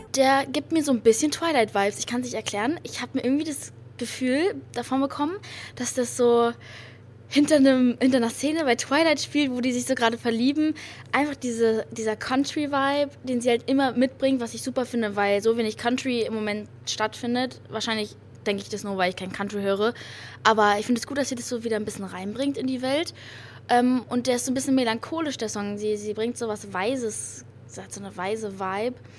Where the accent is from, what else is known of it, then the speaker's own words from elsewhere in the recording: Berlin, Germany; Ich bin hier in Berlin geboren, aber Berlin ist auch eine ganz, ganz, ganz tolle Stadt